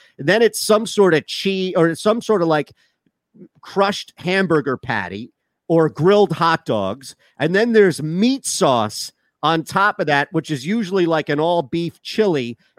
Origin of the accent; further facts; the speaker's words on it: Rochester, New York, United States; We're from Rochester, the Rochester.